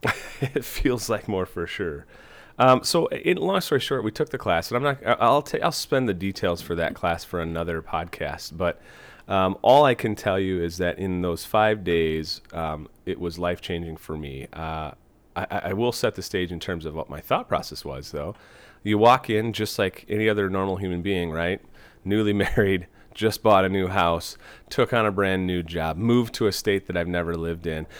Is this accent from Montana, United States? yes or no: no; Fall Creek, Wisconsin, United States; moved away as an adult; also born or lived in Platteville, Wisconsin / Iowa; now in Des Moines, United States; I'm originally from Wisconsin. I uh, grew up in a small town, Fall Creek